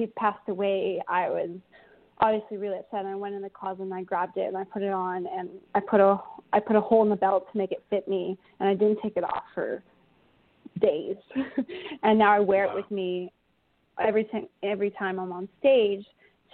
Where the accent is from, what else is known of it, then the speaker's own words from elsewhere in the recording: Thunder Bay, Ontario, Canada; moved away as an adult; also born or lived in Calgary, Alberta / Belleville, Ontario; now in Alberta, Canada; I was born in Calgary, but yeah, Thunder Bay, Ontario, when I was 9